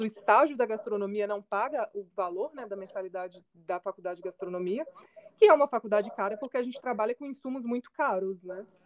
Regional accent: Belo Horizonte, Minas Gerais, Brazil; eu sou de Belo Horizonte, Minas Gerais

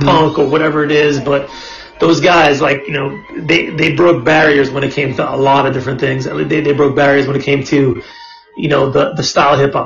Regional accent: New York City, New York, United States; growing up in Brooklyn, it was like this was where it's

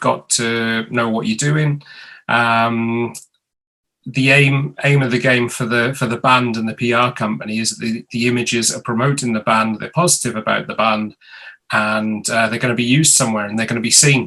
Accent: Mid Wales, United Kingdom; now in London, United Kingdom; I'm originally from Mid Wales

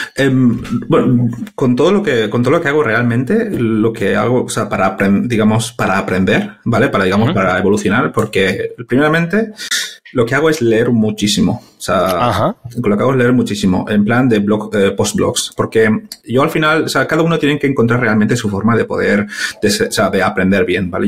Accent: Valencia, Valencian Community, Spain; moved away as an adult; now in London, United Kingdom; Soy originalmente de Valencia, y, pero llevo desde en Londres pues desde dos, sí, desde 2012 llevo en Londres trabajando

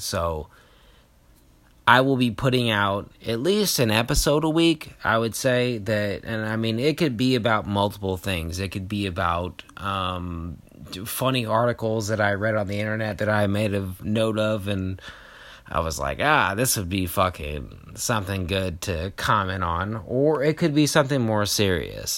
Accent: Kentucky, United States; moved away; I know everybody from back home because I grew up in Kentucky

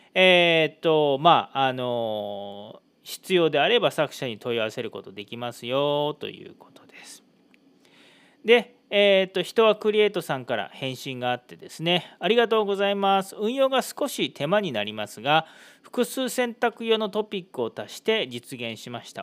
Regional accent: Yokkaichi, Mie, Japan; now in Iwakura, Japan; 僕の地元四日市では

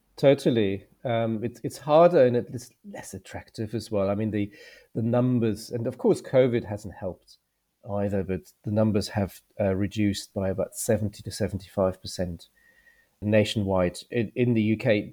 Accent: Germany; moved away as an adult; now in United Kingdom; I'm from Germany, I did the doctorate as well. So, I was a doctor before I came to the U K.

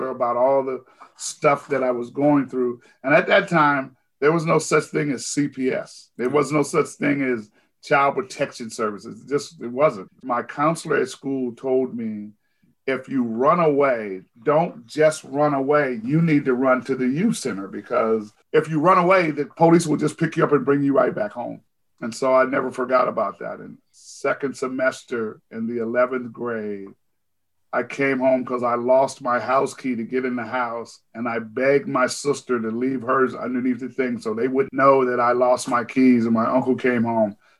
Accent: Seattle, Washington, United States; I grew up in the Central District of Seattle, Washington

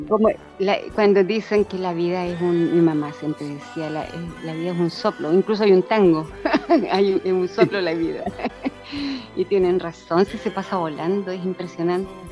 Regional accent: Parral, Maule, Chile; born or raised there; also born or lived in Santiago

